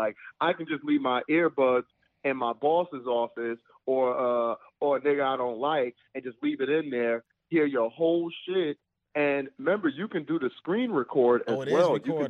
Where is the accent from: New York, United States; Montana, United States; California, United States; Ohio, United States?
New York, United States; New York City; I'm from Highbridge. I'm from the Bronx.